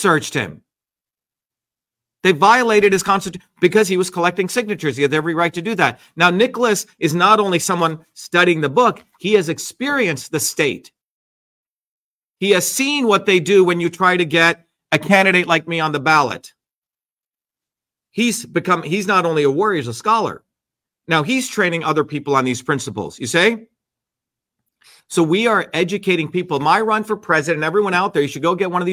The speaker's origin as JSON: {"language": "English", "country": "India", "said": "I'm Indian"}